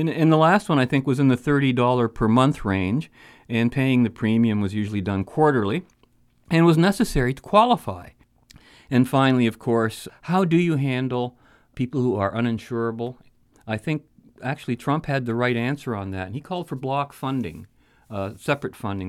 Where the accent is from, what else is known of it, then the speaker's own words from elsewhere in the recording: Canada; Speaking as a Canadian who lives in the heart of socialized health care country